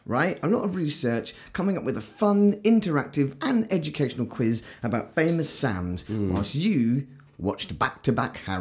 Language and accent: English; England, United Kingdom; we're very English